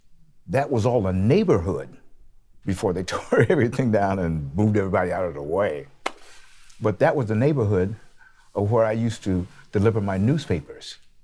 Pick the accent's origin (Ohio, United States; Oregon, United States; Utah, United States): Oregon, United States; Portland; also born or lived in New York; I'm one of the musicians that was born and raised here in Portland.